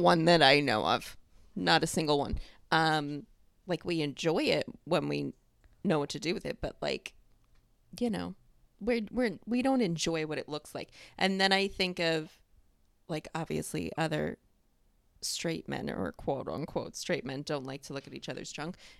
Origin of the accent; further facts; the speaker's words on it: New York, United States; I grew up in New York